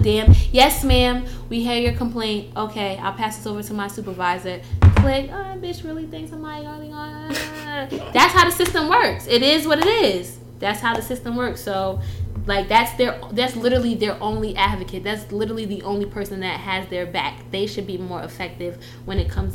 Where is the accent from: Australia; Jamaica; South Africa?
Jamaica; moved away; we're Jamaican